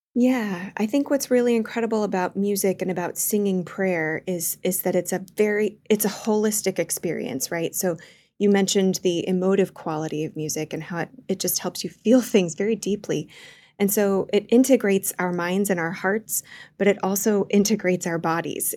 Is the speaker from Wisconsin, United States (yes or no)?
no; Wichita, Kansas, United States; moved away; growing up in Wichita, Kansas